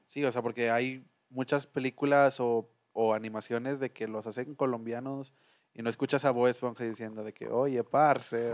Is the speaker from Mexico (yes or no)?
yes; Mexico; como mexicano o como latino